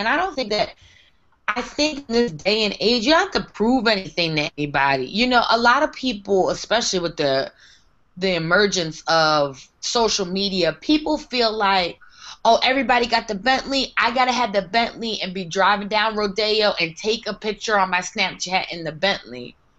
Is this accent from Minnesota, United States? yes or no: yes; Minnesota, United States; I'm going to just build my own little kingdom here where I grew up in Minnesota.